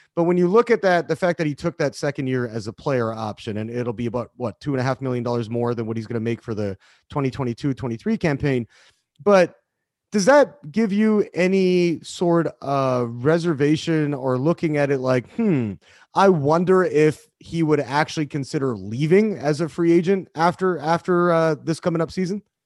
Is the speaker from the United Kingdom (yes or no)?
no; Canada; now in United States; I'm, I'm Canadian. I've, I've been living in the, in the country for, for quite a while now